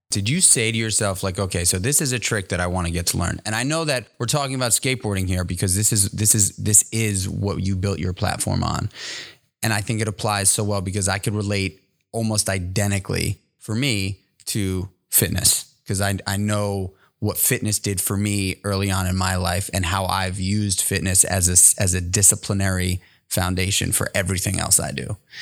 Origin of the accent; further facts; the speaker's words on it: New York City, New York, United States; I grew up in New York City in Manhattan